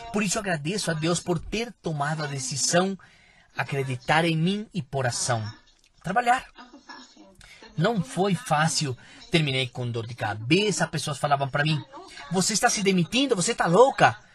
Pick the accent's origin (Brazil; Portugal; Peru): Peru; Eu sou peruana